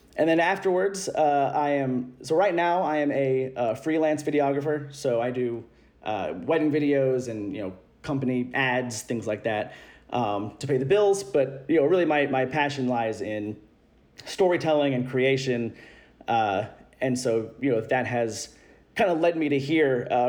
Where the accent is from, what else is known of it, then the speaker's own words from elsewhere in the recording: Louisville, Kentucky, United States; 29, Gemini. I'm from Louisville, Kentucky, and I don't have an accent. Sorry to all those who assume that all Kentuckians have one.